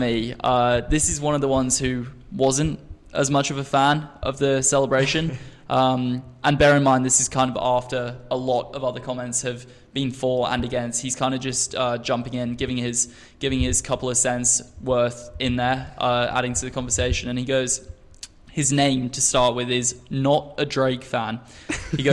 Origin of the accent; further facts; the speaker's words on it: Australia; also born or lived in England; now in United States; I grew up really in Australia from the age of 7, and we in Australia we do not have winter